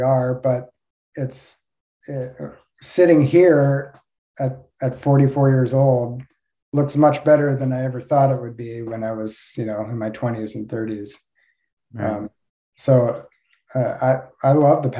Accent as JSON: {"language": "English", "area": "right outside of DC", "region": "East Coast", "country": "United States", "tie": "born or raised there", "also_born_or_lived": "Midwest / Los Angeles", "moved": "as an adult", "lives_now": "Alachua, United States", "said": "So I grew up on the East Coast in right outside of DC"}